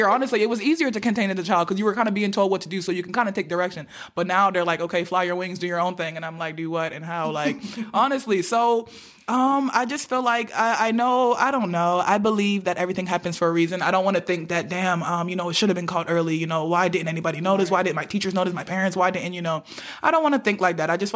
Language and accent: English; Nigeria; being Nigerian